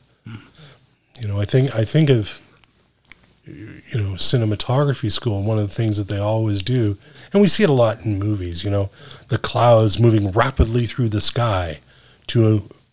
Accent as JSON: {"language": "English", "country": "Canada", "said": "I'm Canadian."}